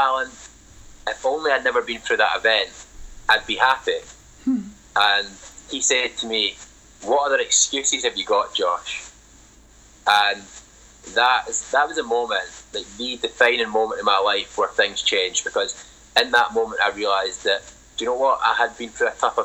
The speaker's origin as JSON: {"language": "English", "region": "Scotland", "country": "United Kingdom", "tie": "born or raised there", "said": "That is totally not uncommon in Scotland, especially the working class communities where I grew up"}